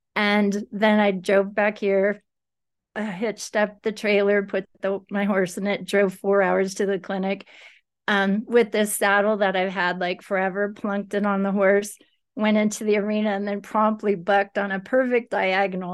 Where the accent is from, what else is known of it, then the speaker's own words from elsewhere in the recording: Livermore, California, United States; moved away as an adult; now in Northern California, United States; I grew up in Livermore